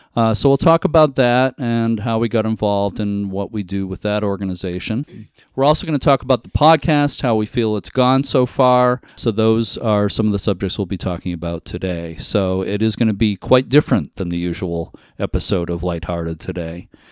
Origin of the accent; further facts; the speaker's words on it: Lynn, Massachusetts, United States; I grew up near Boston in Lynn, Massachusetts, on the north shore of Boston